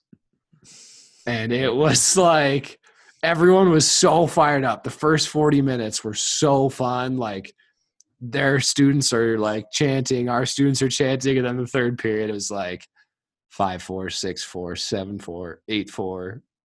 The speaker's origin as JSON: {"language": "English", "region": "Colorado", "country": "United States", "tie": "born or raised there", "said": "growing up in Colorado"}